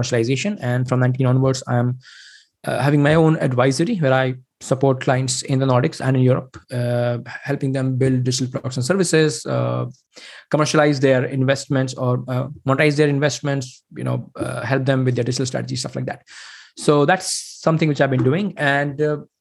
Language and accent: English; India; moved away as an adult; now in Sweden; I'm basically originally from India